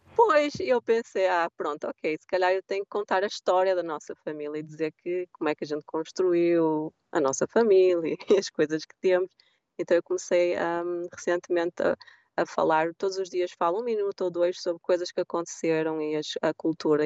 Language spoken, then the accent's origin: Portuguese; Portugal; moved away as an adult; also born or lived in London, United Kingdom; now in United States; Eu sou bem europeia, portuguesa